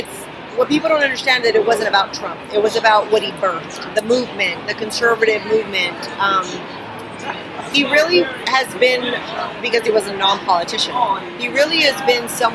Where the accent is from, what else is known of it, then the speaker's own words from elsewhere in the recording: South Texas, United States; I come from South Texas